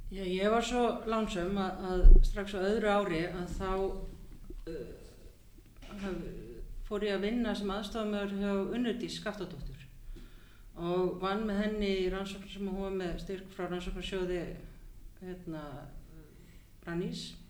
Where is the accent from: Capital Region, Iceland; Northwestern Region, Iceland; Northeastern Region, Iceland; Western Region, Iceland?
Capital Region, Iceland; Hafnarfjörður; also born or lived in Champaign-Urbana, Illinois / Minneapolis / New York / Cambridge, Massachusetts; now in Reykjavík, Iceland; ég er alveg upp í Hafnarferði